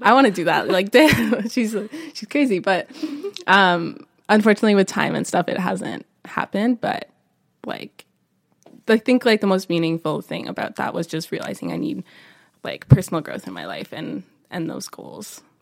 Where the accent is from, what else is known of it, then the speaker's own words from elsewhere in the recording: Niagara Falls, Ontario, Canada; moved away as an adult; also born or lived in Spain; now in Vancouver, Canada; I'm originally from Niagara Falls, Ontario, but came out here for school